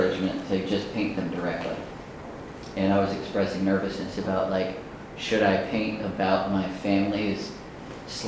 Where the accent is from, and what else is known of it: Natchez, Mississippi, United States; born or raised there; moved away